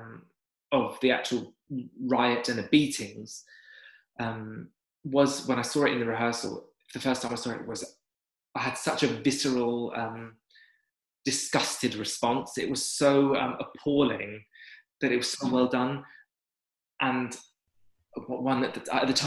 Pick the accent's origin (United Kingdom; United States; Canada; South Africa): United Kingdom; London; as a Londoner